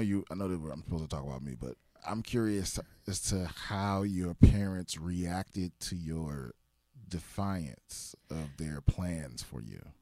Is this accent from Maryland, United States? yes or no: yes; Prince George's County, Maryland, United States; also born or lived in Washington, D.C.; I grew up in P G County, Maryland